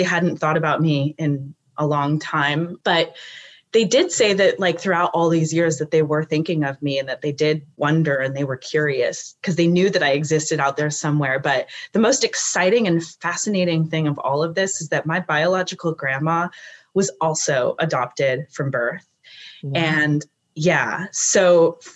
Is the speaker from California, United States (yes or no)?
yes; California, United States; also born or lived in South Lake Tahoe; I'm from California